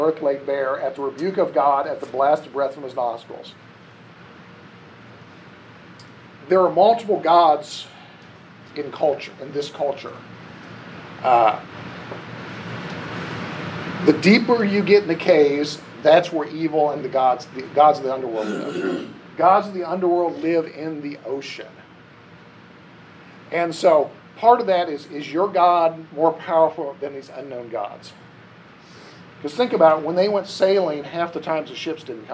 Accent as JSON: {"language": "English", "area": "Ohio and Indiana", "region": "Midwest", "country": "United States", "tie": "born or raised there", "said": "I grew up in Ohio and Indiana where it's really flat"}